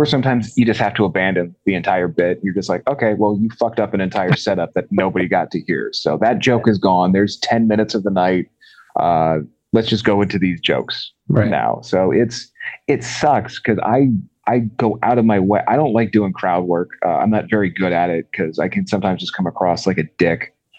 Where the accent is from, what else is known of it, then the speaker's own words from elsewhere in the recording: Maryland, United States; I live in Northeast PA. I'm actually originally from Maryland.